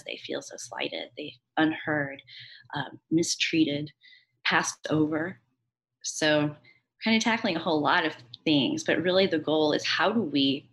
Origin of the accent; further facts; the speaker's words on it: St. Louis, Missouri, United States; now in New Orleans, United States; I am from St. Louis. I live in New Orleans now.